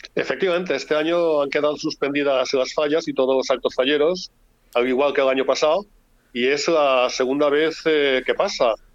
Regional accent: Valencian Community, Spain; Tenemos muchas cosas que nos identifican eh, como valencianos

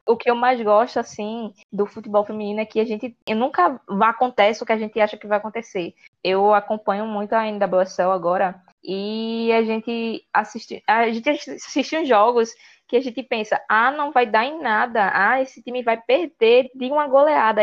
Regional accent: Pernambuco, Brazil; eu que sou de Pernambuco

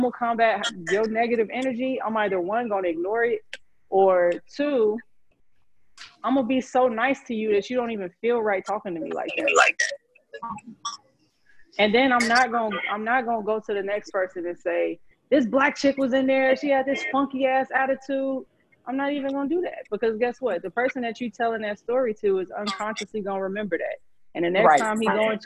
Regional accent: Chicago, Illinois, United States; I grew up in Chicago

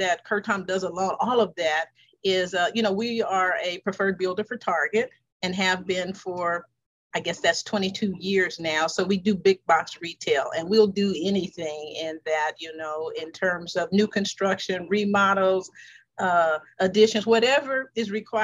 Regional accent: Los Angeles, California, United States; I was brought up in the Watts community, South Central and all of that.

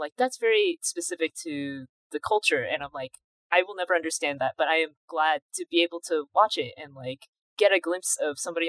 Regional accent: California, United States; now in Georgia, United States; I grew up in California and now I live in Georgia right now.

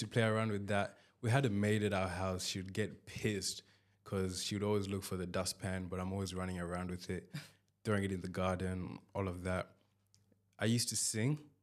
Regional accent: Zimbabwe; I'm from Zimbabwe.

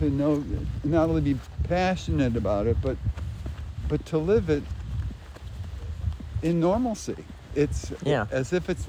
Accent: Buffalo, New York, United States; moved away; I grew up in Buffalo where snow is, you know, it's de rigueur.

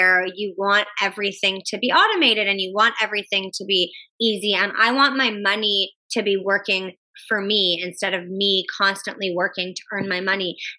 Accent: Canada; I'm Canadian.

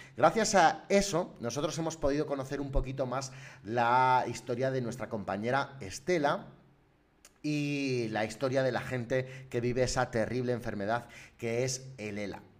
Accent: Salamanca, Castile and León, Spain; soy de Salamanca

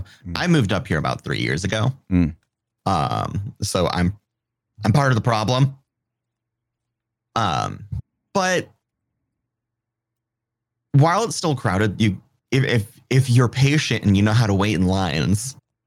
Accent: United Kingdom; So I'm British.

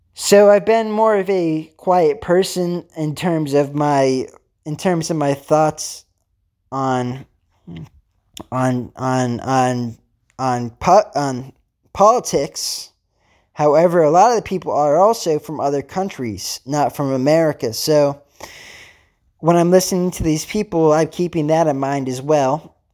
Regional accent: Pennsylvania, United States; I'm actually from Pennsylvania

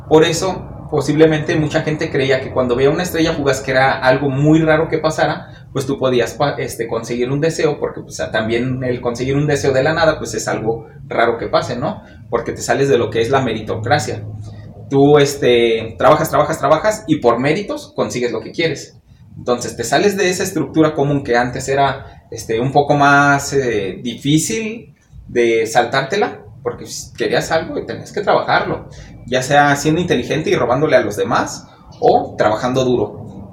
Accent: Mexico; hasta que no salimos de nuestro país o no vamos a otro lugar, no entendemos el poder que tiene nuestra cultura en otros lugares.

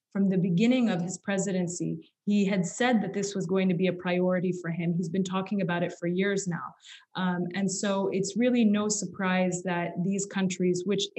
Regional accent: Chicago, Illinois, United States; moved away as an adult; also born or lived in Kuwait; now in Paris, France; I was born in Kuwait, like many Palestinian refugees who ended up in the Gulf. And I eventually grew up in the suburbs of Chicago

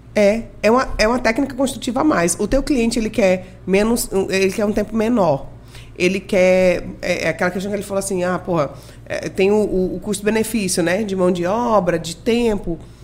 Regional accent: Rondônia, Brazil; also born or lived in Maranhão; eu fui acolhida e criada por Rondônia, sou maranhense

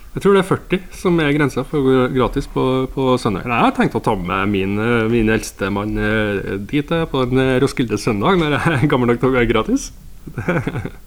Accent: Steinkjer, Trøndelag, Norway; nå er jeg jo jeg fra Steinkjer

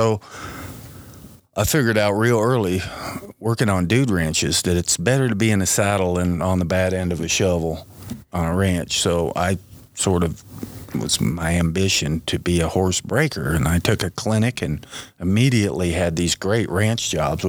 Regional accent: Southern Pines, North Carolina, United States; now in Sheridan, United States; I grew up in Southern Pines, North Carolina. And somehow, being a Southern kid that could ride horses just fit perfectly. You know, we hunted and fished

